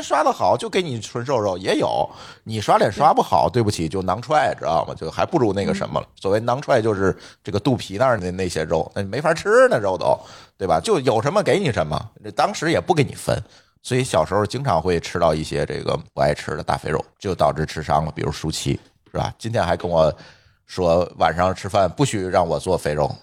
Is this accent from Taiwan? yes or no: no; northern China, China; 在咱北方